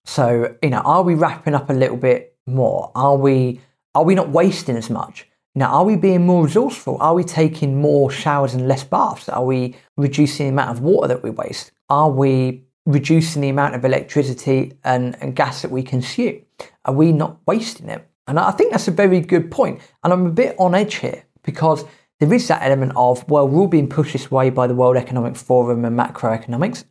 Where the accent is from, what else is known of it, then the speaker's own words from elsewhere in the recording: United Kingdom; as British people, we are quite resilient when we need to be